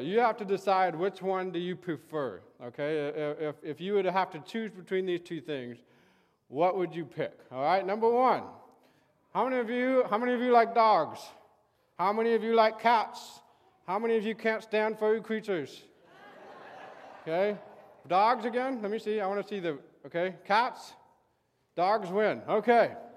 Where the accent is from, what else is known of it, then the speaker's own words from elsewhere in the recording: Santa Barbara, California, United States; I grew up in Santa Barbara, so I, I was able to go to the beach all the time